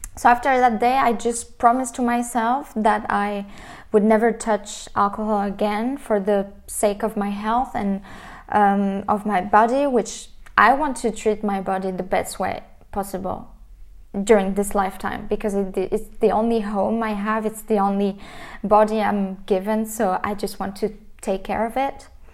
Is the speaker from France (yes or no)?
yes; France; I was raised in France